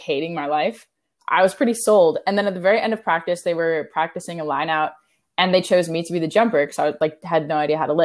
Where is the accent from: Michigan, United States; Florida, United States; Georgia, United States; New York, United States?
Florida, United States; Orlando; moved away; I'm from Orlando